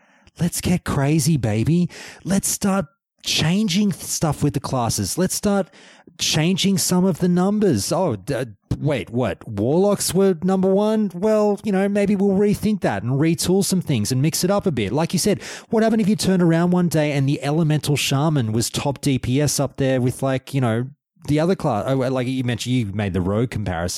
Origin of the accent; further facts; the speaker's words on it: Australia; I'm an Australian